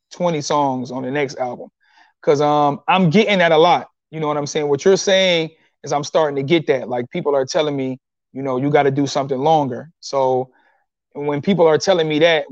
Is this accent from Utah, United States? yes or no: no; Detroit, Michigan, United States; I'm from Detroit